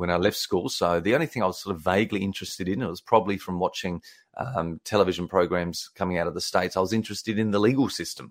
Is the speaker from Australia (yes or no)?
yes; South Australia, Australia; I grew up in Australia, in South Australia, so like you call 'em, from the deep south